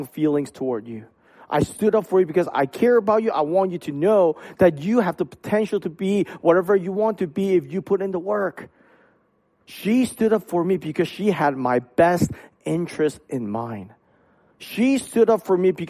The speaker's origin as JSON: {"language": "English", "country": "Hong Kong", "tie": "born or raised there", "moved": "yes", "said": "I grew up in Hong Kong"}